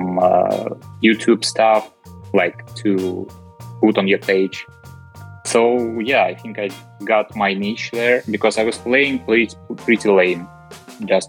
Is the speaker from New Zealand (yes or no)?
no; Russia; moved away as an adult; also born or lived in Moscow, Russia / Dubai, United Arab Emirates / Milan, Italy; now in Netherlands; Yeah, I grew up in Russia, in a small city at the center of Russia.